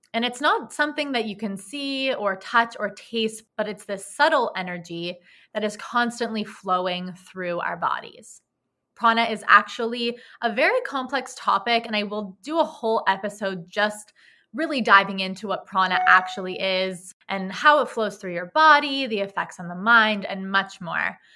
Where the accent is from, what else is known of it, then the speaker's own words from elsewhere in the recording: Los Angeles, California, United States; also born or lived in New York; I was born and raised in Los Angeles, California, where I am presently living as of right now.